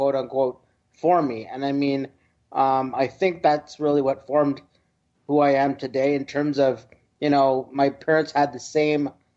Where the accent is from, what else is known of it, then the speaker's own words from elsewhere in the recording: Toronto, Ontario, Canada; also born or lived in East York, Ontario / Mississauga, Ontario / Bangalore, India (ancestry); I was born and raised in Toronto. I'm a Toronto boy through and through